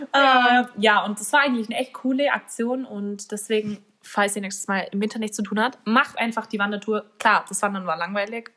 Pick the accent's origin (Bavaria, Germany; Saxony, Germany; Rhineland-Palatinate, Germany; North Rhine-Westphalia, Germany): Bavaria, Germany; bei uns in Bayern